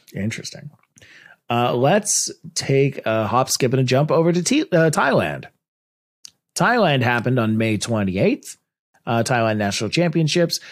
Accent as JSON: {"language": "English", "country": "Canada", "said": "I'm Canadian"}